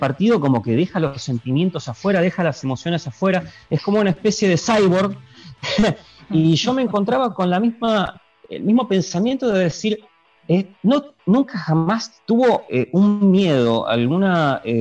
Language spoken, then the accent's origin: Spanish; Quilmes, Buenos Aires Province, Argentina; Eh, yo soy de provincia de Buenos Aires, Quilmes, eh, Quilmes, zona sur.